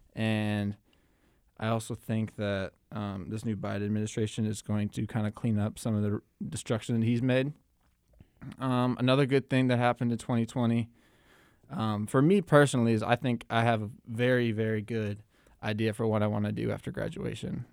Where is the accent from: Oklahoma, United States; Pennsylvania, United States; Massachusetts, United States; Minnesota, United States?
Minnesota, United States; Minneapolis; me growing up in Minneapolis